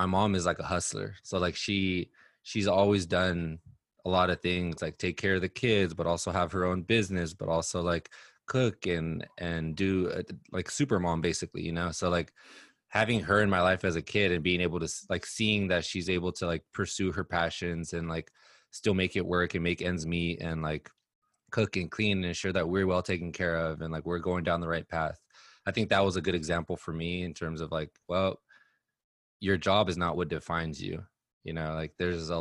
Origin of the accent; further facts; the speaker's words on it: Los Angeles, California, United States; also born or lived in Inland Empire, California; I grew up in Los Angeles. I lived in the Inland Empire, which is like suburb area of LA for some of my upbringing as well.